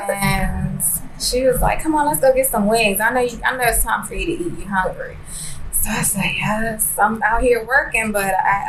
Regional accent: Woodbridge, Virginia, United States; also born or lived in Manhattan, New York City; born in Manhattan, Harlem Hospital. Raised majority of my life in Woodbridge, Virginia.

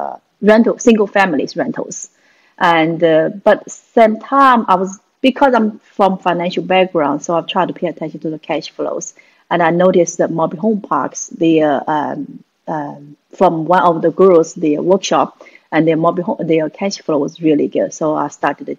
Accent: China; moved away as an adult; now in United States; I'm a Chinese. Actually, I come from China. 1993, moved from China to US to advance my education

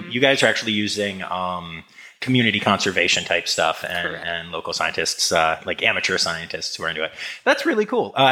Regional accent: Harrisburg, Pennsylvania, United States; also born or lived in Philadelphia area, Pennsylvania; I'm, I'm from Pennsylvania. Oh, I, oh, nice. I grew up in the Harrisburg area, uh, graduated from Penn State, and, and live uh, outside of Philadelphia

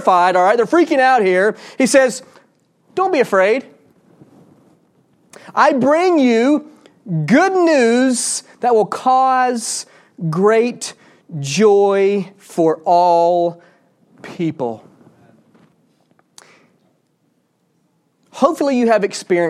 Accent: Georgia, United States; I grew up in Georgia

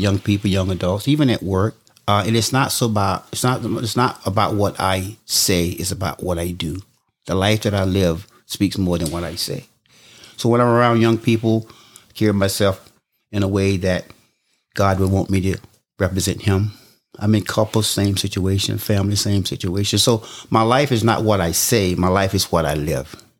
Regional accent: Jesup, Georgia, United States; I grew up in Southeast Georgia, a town called Jessup, Georgia

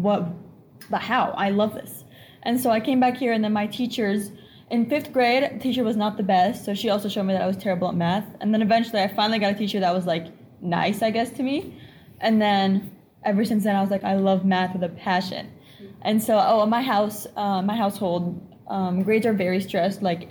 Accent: United States; also born or lived in Egypt; I was born here in Washington. And then when I was 3 years old, I moved to Egypt. I lived there for 6 years

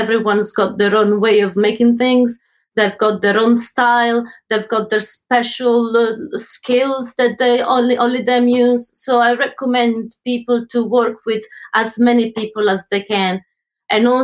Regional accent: Italy; moved away as an adult; now in London, United Kingdom; I'm from Italy, and I've been in London for the last 15 years.

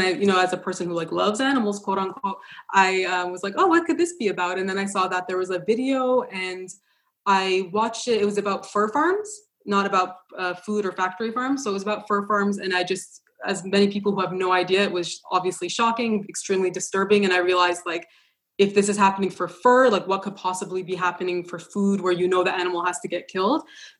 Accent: Ontario, Canada; No, I was born in Canada.

